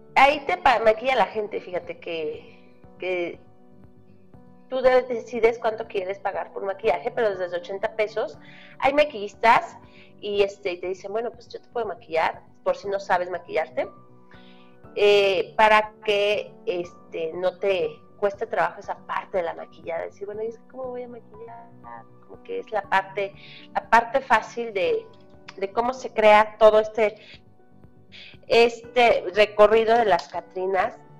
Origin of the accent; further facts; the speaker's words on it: Mexico; nosotros como mexicanos